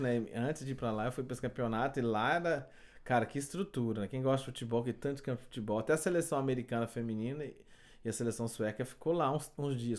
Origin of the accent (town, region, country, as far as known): Goiânia, Goiás, Brazil; moved away as an adult; also born or lived in Montreal, Canada; now in Quebec, Canada